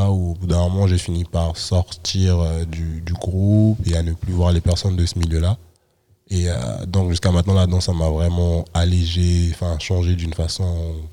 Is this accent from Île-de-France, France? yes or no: yes; Saint-Denis, Île-de-France, France; moi je viens de Saint-Denis